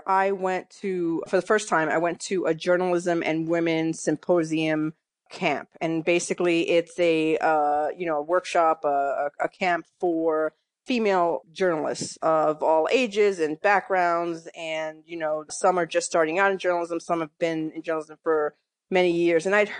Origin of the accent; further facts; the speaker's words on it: Bronx, New York, United States; also born or lived in Massachusetts / Connecticut; No, I grew up in New York, mostly in the Bronx. I was the middle of, you know, three kids, three sisters. And we moved around later, you know, when I was about 18, 19, my dad started to move us around between New York, Massachusetts, and Connecticut for his job.